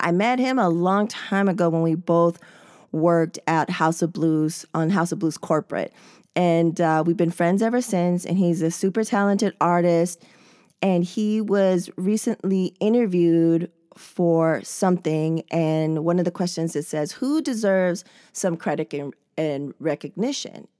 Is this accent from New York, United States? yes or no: no; San Diego, California, United States; I was born and raised in San Diego